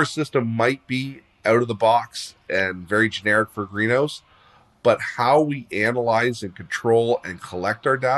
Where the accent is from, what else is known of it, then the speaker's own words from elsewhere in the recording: Leamington, Ontario, Canada; I grew up in Leamington, Ontario. We've had greenhouses here since the day I was born